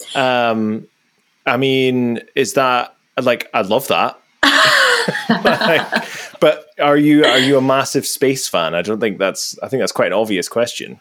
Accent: Aberdeen, Scotland, United Kingdom; I'm from Aberdeen

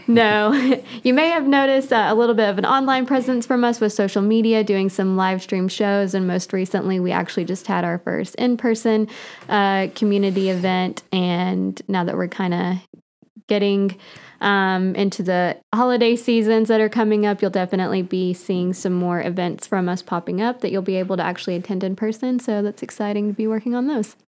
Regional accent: Catlettsburg, Kentucky, United States; moved away as an adult; also born or lived in Cleveland, Tennessee / Chattanooga, Tennessee / Nashville, Tennessee; I grew up here in Boyd County. A Catlettsburg kid

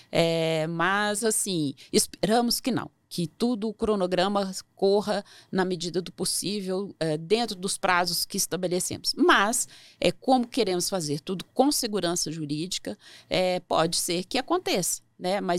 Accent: Belo Horizonte, Minas Gerais, Brazil; also born or lived in Vitória / Campinas / São Paulo; now in Brasília, Brazil; É, sou originária de Belo Horizonte, Minas Gerais, mas já morei em Vitória, Campinas, São Paulo, agora estou em Brasília né?

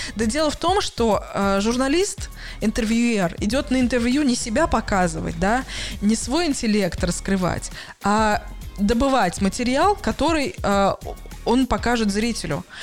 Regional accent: Russia; now in Hamburg, Germany; я из России

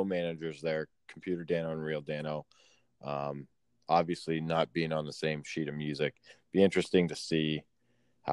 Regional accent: Northwestern Pennsylvania, United States; both Kirk and I, we grew up in Northwestern Pennsylvania

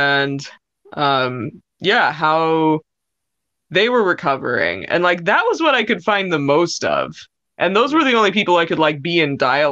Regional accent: United States; growing up in America, like in my high school years

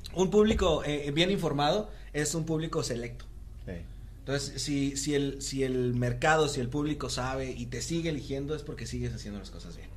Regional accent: Mexico; nosotros somos de la Altavista

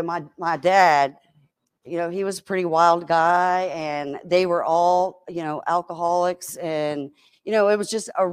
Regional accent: Richmond, Virginia, United States; also born or lived in Chesterfield, Virginia; I'm a Richmonder

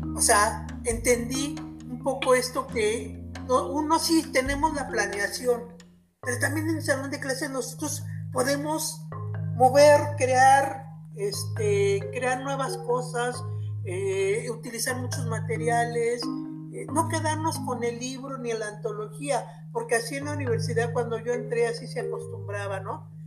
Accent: Mexico; soy mexicana porque nací en México

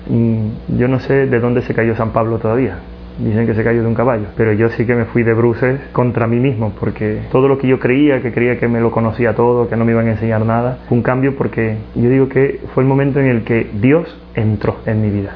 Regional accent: Ecuador; moved away; also born or lived in Spain; Soy natural de Ecuador

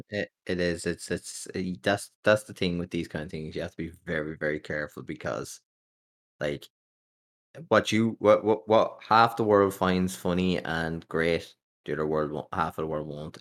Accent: Ireland; I'm an Irish content creator

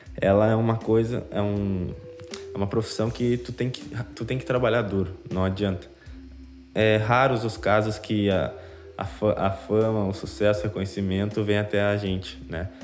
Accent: Rio Grande do Sul, Brazil; accent: gaúcho; aqui no Rio Grande do Sul, a gente tem a nossa cara, né? Gente, o nosso sotaque ele é presente

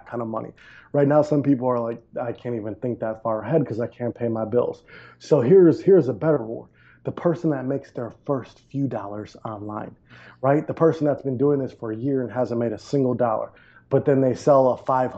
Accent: Milwaukee, Wisconsin, United States; moved away as an adult; also born or lived in Maui, Hawaii / Panama / Medellin, Colombia; I grew up in Milwaukee, Wisconsin

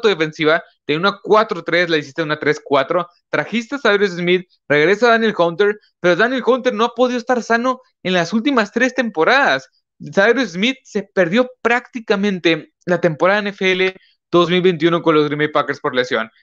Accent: northern Mexico, Mexico; Pues yo soy de México, yo soy de México, de aquí, este, de yo soy de México, yo soy mexicano, aquí estoy grabando del norte de México

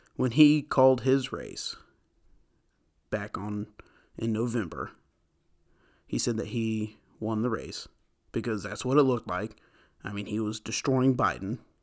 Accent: United States; I'm an American

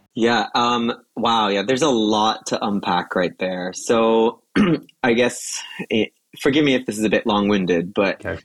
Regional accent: United States; as an American

